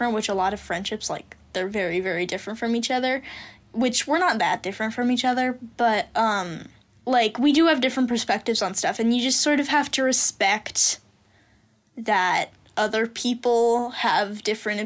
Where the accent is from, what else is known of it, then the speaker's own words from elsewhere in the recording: San Diego, California, United States; I'm showing her my hometown.